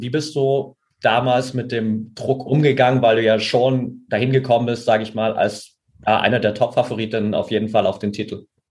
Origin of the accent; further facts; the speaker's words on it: near Altenberg, Saxony, Germany; ich bin ja in der Nähe von Altenberg aufgewachsen